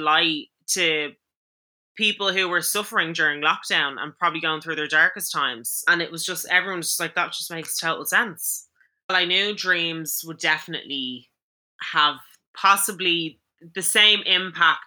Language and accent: English; Ireland; Growing up in Ireland